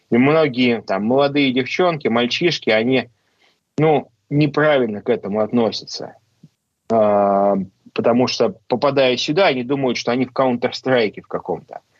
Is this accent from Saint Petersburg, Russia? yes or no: yes; Saint Petersburg, Russia; я же из Петербурга.